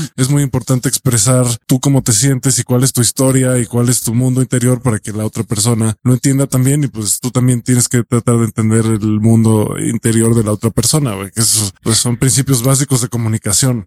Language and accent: Spanish; Mexico; Yo soy mexicano